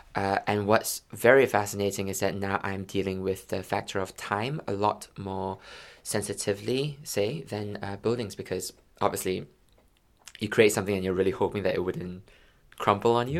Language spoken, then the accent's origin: English; Malaysia; moved away; also born or lived in London; I'm from Malaysia